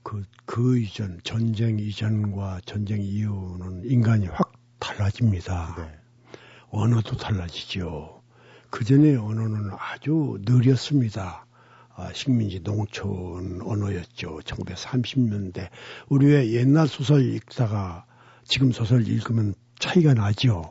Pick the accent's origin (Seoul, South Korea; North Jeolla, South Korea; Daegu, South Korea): North Jeolla, South Korea; Gunsan; 우리 고향은 인천 상륙을 앞두고 양동 작전을 위해서 미군이 폭격을 아주 극심하게 한 곳입니다. 군산이죠.